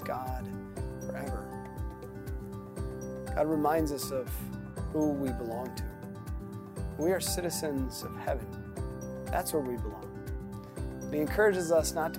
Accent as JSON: {"language": "English", "region": "Minnesota", "country": "United States", "accent": "Minnesota", "moved": "yes", "said": "it sounded very Minnesotan of me"}